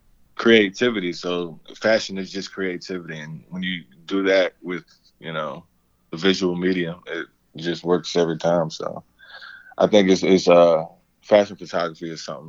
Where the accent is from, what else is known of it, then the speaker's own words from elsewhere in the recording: New York City, New York, United States; I'm originally from New York. I'm from Brooklyn.